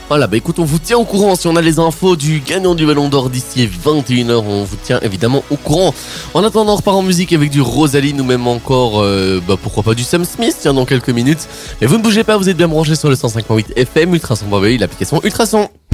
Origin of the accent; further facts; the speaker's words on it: Liège, Wallonia, Belgium; je suis liégeois